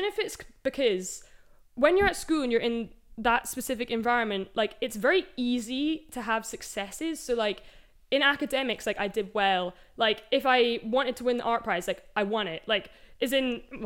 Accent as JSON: {"language": "English", "town": "Edinburgh", "region": "Scotland", "country": "United Kingdom", "moved": "yes", "lives_now": "London, United Kingdom", "said": "I'm from Edinburgh originally"}